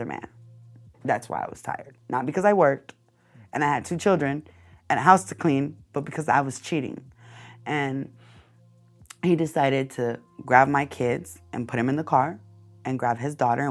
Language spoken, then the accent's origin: English; Long Beach, California, United States; I grew up in an apartment complex, 842 Alamitos Avenue